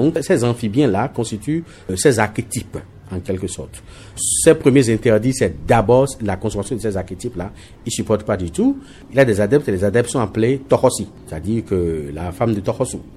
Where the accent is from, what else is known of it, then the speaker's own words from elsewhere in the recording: Benin; Bon, ça me rappelle que je suis béninois et puis ça me rappelle également WIDA 92.